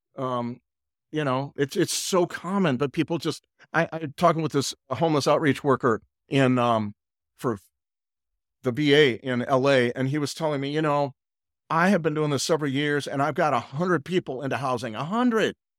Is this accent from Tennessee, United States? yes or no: no; California, United States; moved away as an adult; now in Nashville, United States; I'm really Californian at all my life